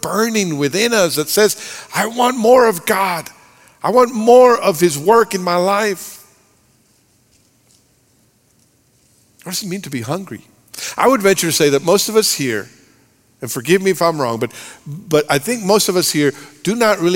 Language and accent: English; Monterrey, Nuevo León, Mexico; moved away; I grew up in Monterrey, Mexico